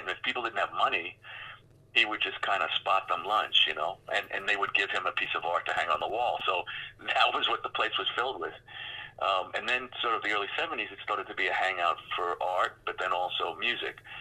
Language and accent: English; New York City, New York, United States; also born or lived in Queens, New York; I grew up in the Bronx and then we moved to Queens